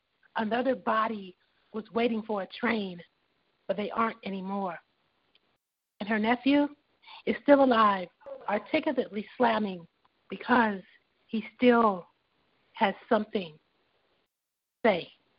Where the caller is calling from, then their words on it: Los Angeles, California, United States; calling from Los Angeles.